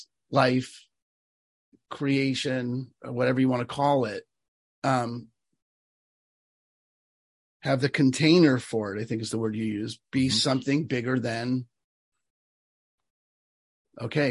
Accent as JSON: {"language": "English", "region": "New York", "country": "United States", "said": "I'm from New York"}